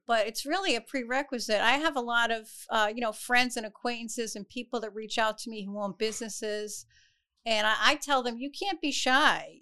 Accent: Providence, Rhode Island, United States; Providence. I actually grew up in the, uh, West End.

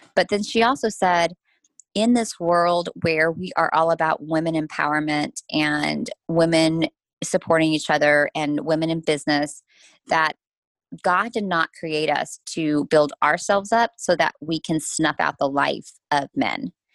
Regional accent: United States; as an American

